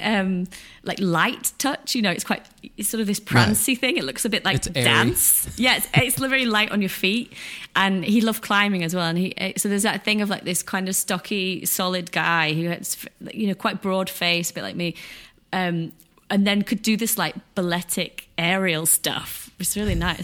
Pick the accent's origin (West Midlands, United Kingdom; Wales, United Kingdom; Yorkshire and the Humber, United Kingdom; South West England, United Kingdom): Yorkshire and the Humber, United Kingdom; Ossett; now in London, United Kingdom; I grew up in Yorkshire, which is the north of England, like in a small town called Osset